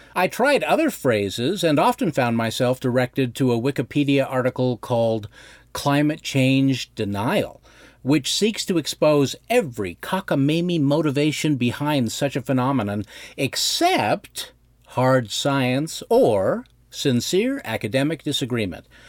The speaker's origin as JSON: {"language": "English", "area": "Bighorn Basin", "region": "northern Wyoming", "country": "United States", "tie": "born or raised there", "said": "I grew up in the Bighorn Basin of northern Wyoming"}